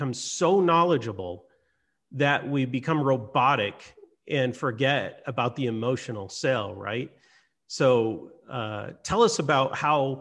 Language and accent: English; Hawaii, United States; moved away; also born or lived in Lahaina, Hawaii; I grew up in Hawaii most of my life.